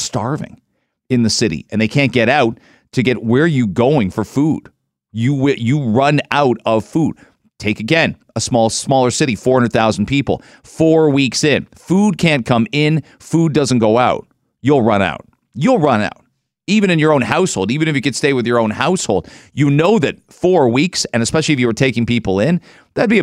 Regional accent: London, Ontario, Canada; I grew up in London. So I can't imagine the city I grew up in and the size of it

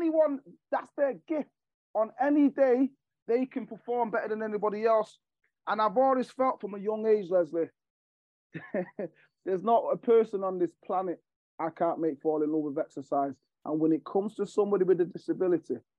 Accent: Jamaica; now in Manchester, United Kingdom; I'm from Jamaica. So I'm from an island that there's not much going on there

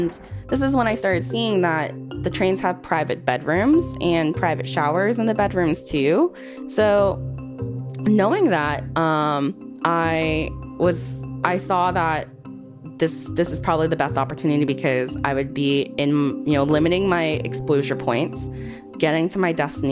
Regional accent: Boston, Massachusetts, United States; I'm born and raised in Boston.

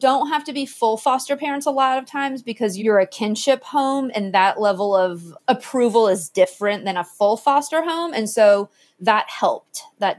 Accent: Jupiter, Florida, United States; also born or lived in Georgia; Okay, I'm from South Florida, specifically Jupiter, Florida. So way down near the end. And I was there for several years until my parents split, and then I moved to Georgia.

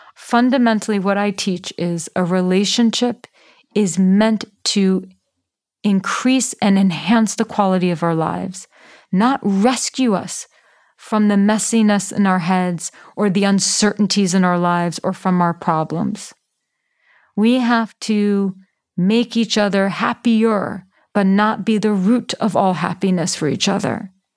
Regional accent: New York City, New York, United States; I grew up in New York City. I grew up in Manhattan

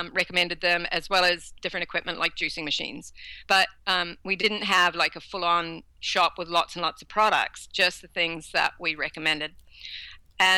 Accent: New Zealand; also born or lived in Canada; now in Australia; originally we're from New Zealand. We moved out to Canada

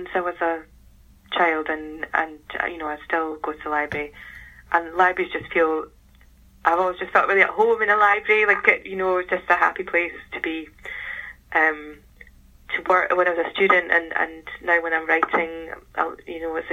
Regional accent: United Kingdom; as a British person

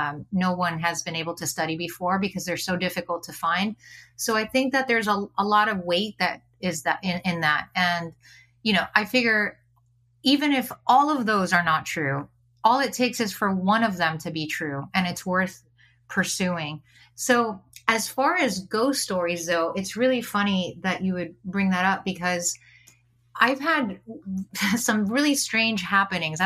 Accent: Miami, Florida, United States; I grew up in Miami, Florida, so not a lot of opportunities to explore nature

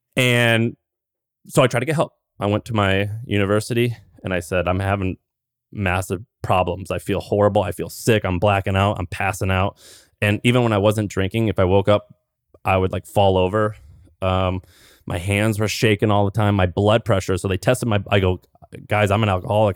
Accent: Missouri, United States; I grew up in Missouri

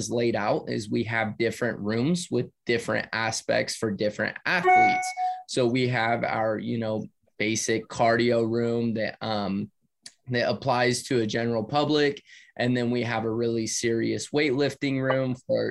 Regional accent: California, United States; me and my brother were actually planning on moving because we're from California.

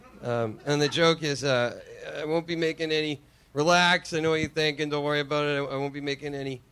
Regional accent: Pembroke, Massachusetts, United States; accent: Boston; I grew up in Pembroke, Massachusetts.

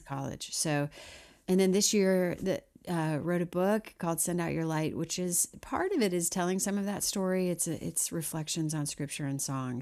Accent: Missouri, United States; moved away as an adult; now in Nashville, United States; originally from Missouri

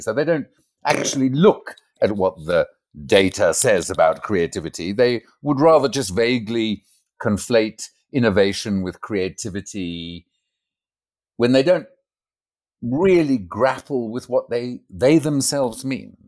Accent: Port Elizabeth, Eastern Cape, South Africa; moved away as an adult; also born or lived in Zimbabwe; now in Amsterdam, Netherlands; when I was about three years old, my family moved to South Africa, and I grew up in a hideous

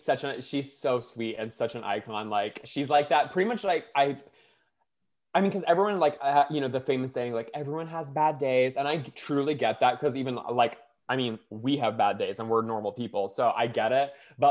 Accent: the South, United States; Like, so me and Brittany are like friends because we're from the South

